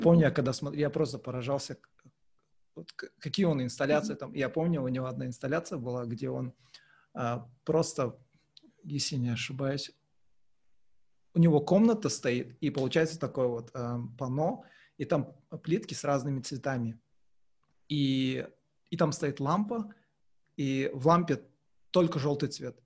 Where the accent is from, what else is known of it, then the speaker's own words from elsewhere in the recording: Kazakhstan; мы казахи